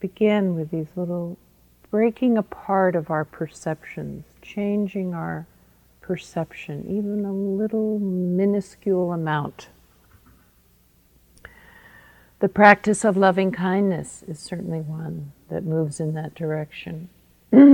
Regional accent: United States; I'm an American, even though I'm a woman

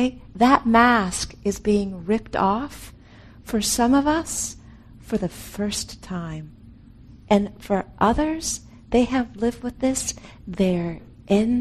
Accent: California, United States; I'm from California

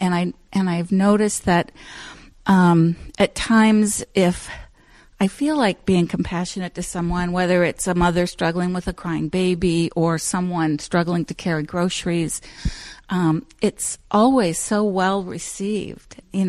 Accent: Ohio, United States; first of all, I came from Southern Ohio, which is a lot more overtly, people just touch you and talk to you.

